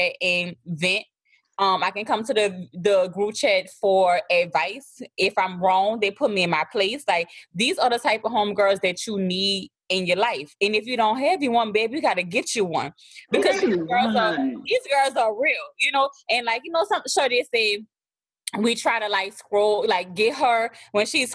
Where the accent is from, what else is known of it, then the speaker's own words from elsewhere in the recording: New Orleans, Louisiana, United States; accent: thick; I'm from New Orleans